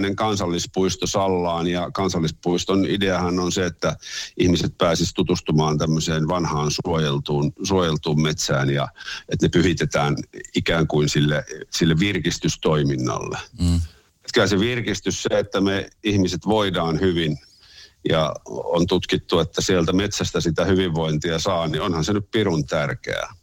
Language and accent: Finnish; Helsinki, Uusimaa, Finland; mä olen syntyperäinen helsinkiläinen Helsingissä koko ikäni asunut ja asun edelleen